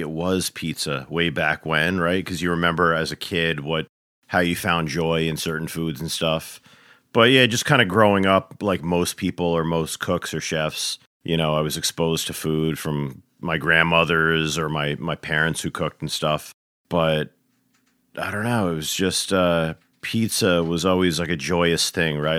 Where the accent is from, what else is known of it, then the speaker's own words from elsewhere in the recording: New York, United States; moved away; grew up across the border in, in, uh, New York, you know, and, uh, suburbia